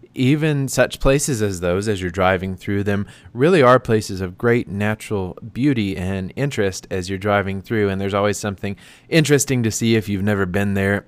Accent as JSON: {"language": "English", "country": "United States", "also_born_or_lived": "Tennessee / North Carolina", "moved": "as an adult", "lives_now": "Phoenix, United States", "said": "I am from North Carolina slash Tennessee"}